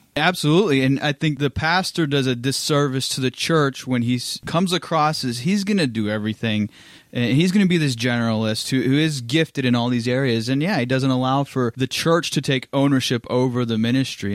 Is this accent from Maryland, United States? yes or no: no; Pittsburgh, Pennsylvania, United States; also born or lived in Louisville, Kentucky / South Carolina; now in Orange City, United States; I'm originally from Pittsburgh, Pennsylvania, and I came to Orange City, Iowa as a missionary